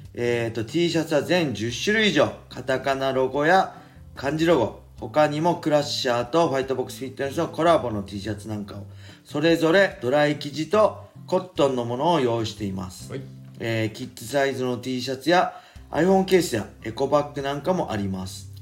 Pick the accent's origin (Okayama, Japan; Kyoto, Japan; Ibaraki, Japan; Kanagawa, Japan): Ibaraki, Japan; Edosaki; 僕の地元の江戸崎